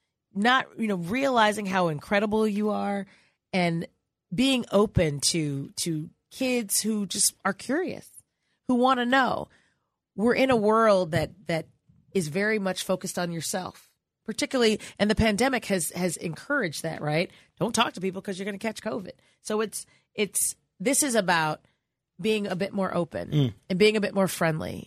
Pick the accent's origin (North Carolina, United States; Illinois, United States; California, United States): Illinois, United States; Chicago; I'm from Chicago